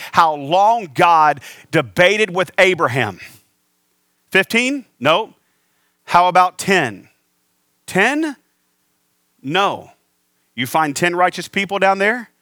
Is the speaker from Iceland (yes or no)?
no; the South, United States; now in Phoenix, United States; I was raised in the South.